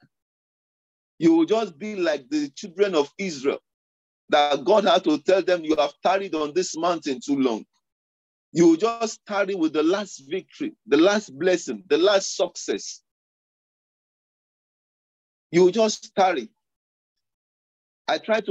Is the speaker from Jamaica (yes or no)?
no; Lagos, Nigeria; moved away; the background I was coming from Lagos